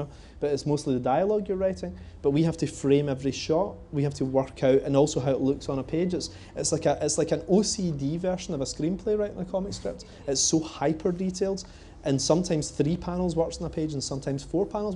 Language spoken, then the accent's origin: English; Coatbridge, Scotland, United Kingdom; I grew up in Cope Ridge